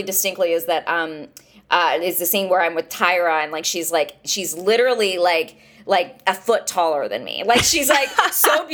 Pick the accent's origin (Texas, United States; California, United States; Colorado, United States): Texas, United States; Marshall; also born or lived in Austin; I'm from Northeast Texas. I'm from a town called Marshall. I worked at the public library when I was in high school